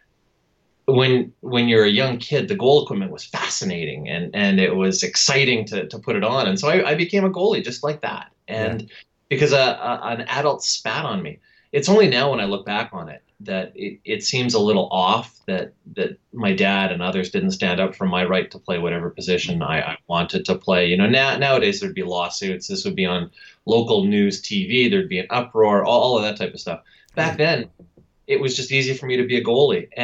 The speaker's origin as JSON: {"language": "English", "town": "Winnipeg", "region": "Manitoba", "country": "Canada", "tie": "born or raised there", "said": "I was an average kid, I guess, growing up in suburban Winnipeg"}